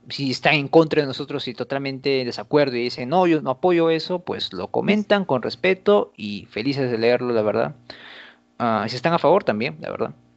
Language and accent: Spanish; Peru